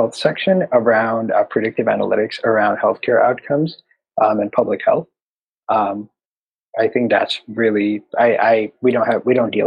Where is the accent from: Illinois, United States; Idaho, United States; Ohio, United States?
Illinois, United States; Chicago; now in San Diego, United States; I'm from Chicago